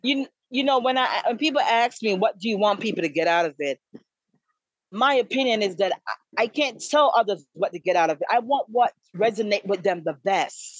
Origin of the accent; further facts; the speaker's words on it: Kingston, Jamaica; now in DMV area, United States; I was originally born and raised in Kingston, Jamaica